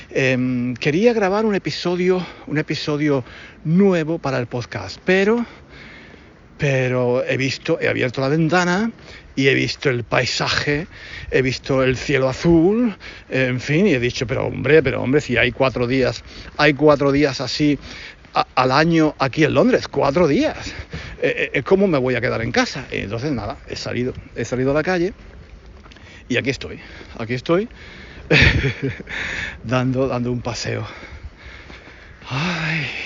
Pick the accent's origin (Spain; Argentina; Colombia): Spain; moved away; En fin, yo que eh, vengo de España, eh, pues, eh, en fin, en España no siempre se paran, ¿eh?